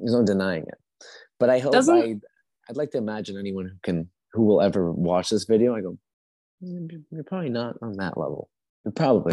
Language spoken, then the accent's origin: English; Canada; also born or lived in Colombia; I grew up in Canada.